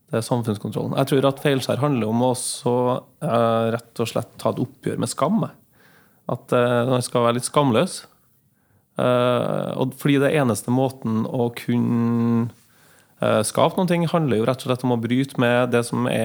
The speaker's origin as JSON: {"language": "Norwegian", "town": "Trondheim", "region": "Trøndelag", "country": "Norway", "also_born_or_lived": "Mo i Rana / Finnmark", "said": "Um, jeg er jo trønder, da. Ja. Jeg har født, selv om jeg er født i Mo i Rana, så har jeg bodd, eh, vokst opp eh, i eh, deler av livet i Finnmark."}